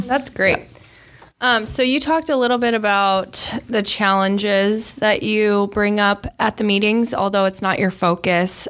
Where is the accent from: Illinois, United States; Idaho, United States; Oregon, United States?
Illinois, United States; Moline; I grew up across the river too in Moline